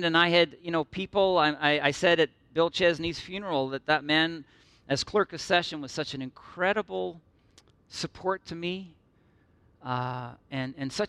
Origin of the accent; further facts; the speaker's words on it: Midland, Ontario, Canada; also born or lived in Northern Ireland / Toronto; I grew up in Midland and you know, went off to university